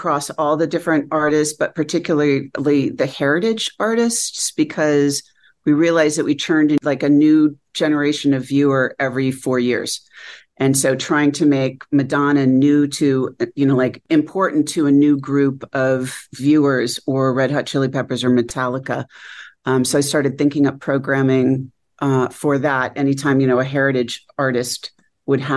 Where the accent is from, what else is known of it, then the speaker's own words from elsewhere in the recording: Connecticut, United States; moved away; also born or lived in Seattle, Washington; my growing up in Connecticut